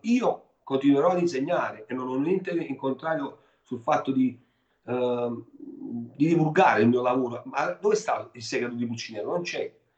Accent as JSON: {"language": "Italian", "town": "Naples", "region": "Campania", "country": "Italy", "said": "io napoletano"}